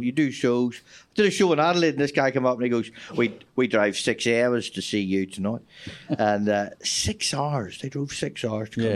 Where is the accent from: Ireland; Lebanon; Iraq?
Ireland; moved away as an adult; also born or lived in Australia / London; as an Irish person going to Australia